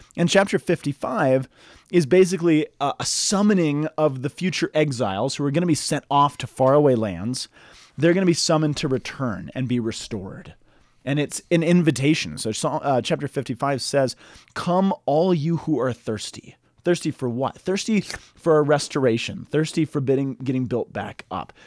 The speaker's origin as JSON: {"language": "English", "country": "United States", "tie": "born or raised there", "said": "I grew up in the Roman Catholic Church in the United States"}